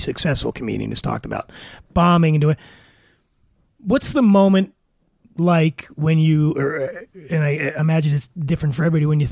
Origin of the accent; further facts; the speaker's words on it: Philadelphia, Pennsylvania, United States; Philadelphia, my hometown